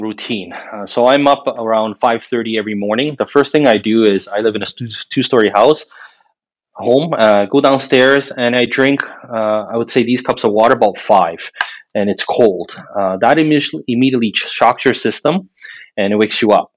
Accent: Montreal, Quebec, Canada; moved away as an adult; now in Ottawa, Canada; I was born and raised in Montreal

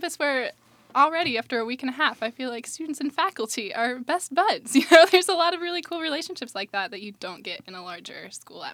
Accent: Ohio, United States; moved away as an adult; now in Raleigh, United States; I come from Ohio. I moved to Raleigh in June of last year

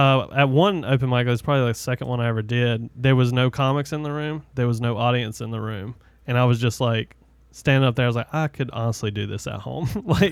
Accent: the South, United States; accent: southern; my southern accent

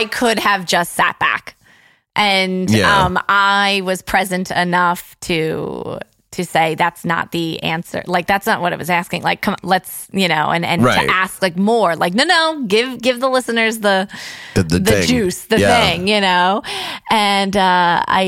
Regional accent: Long Island, New York, United States; my friends that I grew up with on Long Island

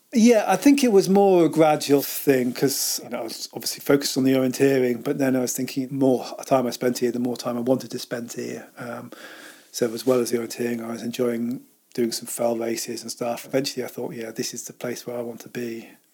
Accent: Cambridge, East of England, United Kingdom; accent: posh southern; also born or lived in Chester / Altrincham; now in Lake District, United Kingdom; when I was about four, moved down to Cambridge

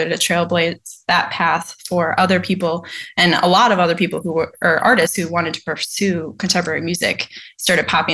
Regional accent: Mukwonago, Wisconsin, United States; I grew up in Maquonago, Wisconsin

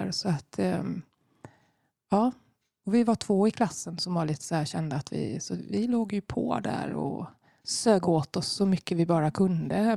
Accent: Madrid, Community of Madrid, Spain; Jo, eh, jag är inte uppväxt i Sverige. Eh, mina föräldrar flyttade från Sverige på början på 70-talet. Och eh, början på 80-talet så flyttade de till Spanien, till Madrid.

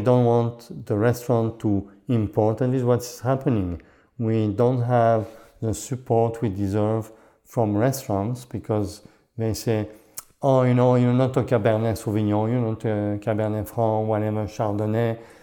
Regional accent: Switzerland; also born or lived in Canada; now in Champlain, United States; I was born in Switzerland, but my parents came from Hungary.

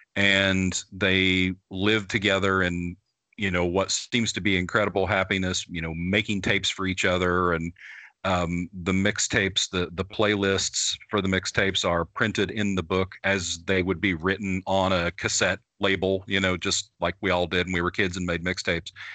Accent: Midwest, United States; I was a farm kid growing up in the Midwest as a metalhead

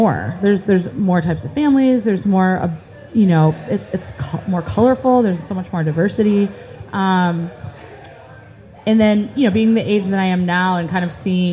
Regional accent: Beeville, Texas, United States; I think I saw too many stars growing up in Beeville.

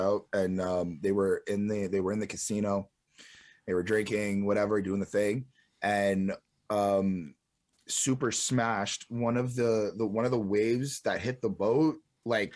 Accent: Montreal, Quebec, Canada; we're basically all from Montreal

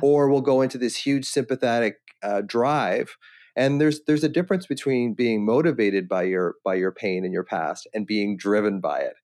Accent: Victoria, British Columbia, Canada; I'm, I'm Victoria, British Columbia

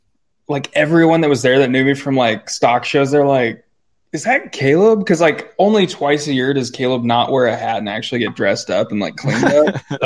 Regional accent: New Plymouth, Idaho, United States; also born or lived in Boise; And I was born in Boise, which is like the capital main city in Idaho, and lived there until I was four or five. And then we moved out to New Plymouth, where we still live.

